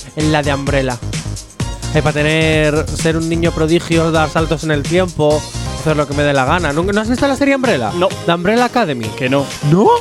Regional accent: Basque Country, Spain; soy vasco

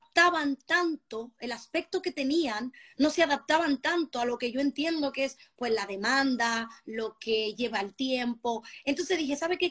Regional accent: Spain; Tengo sangre, como se me nota, dominicanísima. Me crié en España

